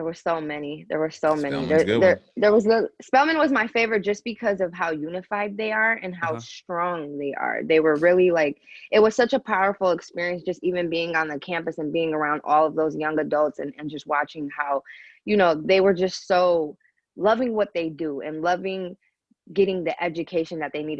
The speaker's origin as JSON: {"language": "English", "town": "Grand Rapids", "region": "Michigan", "country": "United States", "moved": "yes", "said": "I'm East African from Eritrea. I'm originally from Grand Rapids, Michigan."}